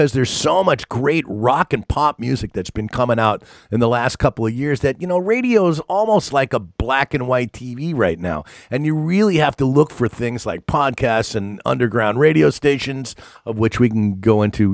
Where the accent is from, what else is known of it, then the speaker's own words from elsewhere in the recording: East Coast, United States; when I was growing up on the East Coast